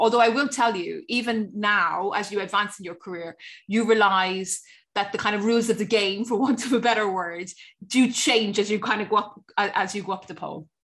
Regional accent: Cork, Munster, Ireland; stay in Cork, which is my hometown

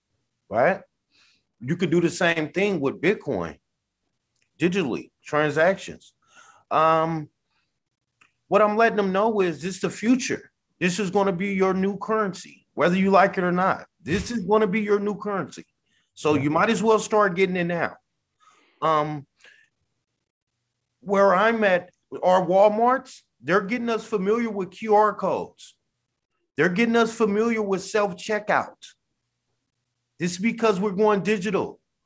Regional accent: California, United States; born there; now in Sacramento, United States; I'm gentrified away from where I was born in the Bay. I'm in Sacramento, California, somewhat middle class.

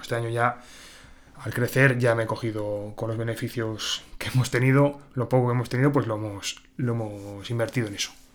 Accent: Santo Domingo de Silos, Castile and León, Spain; yo soy de Santo Domingo de Silos

